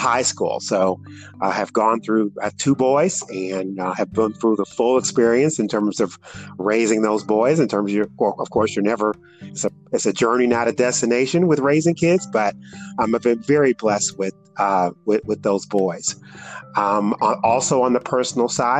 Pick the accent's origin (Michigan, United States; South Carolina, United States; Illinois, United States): Michigan, United States; Detroit; moved away as an adult; now in Indianapolis, United States; I'm originally from Detroit, Michigan, and I came to the Indianapolis area through a job